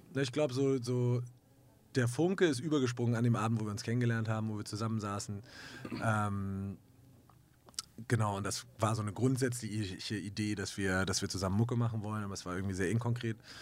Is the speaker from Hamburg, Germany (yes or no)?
yes; Hamburg, Germany; ich komme aus Hamburg in Deutschland